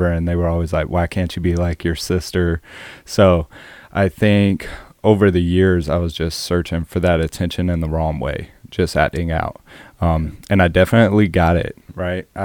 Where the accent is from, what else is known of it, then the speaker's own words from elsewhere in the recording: Orangeburg, South Carolina, United States; Yeah, and so it's one of the biggest counties in South Carolina, but there is nothing for the youth.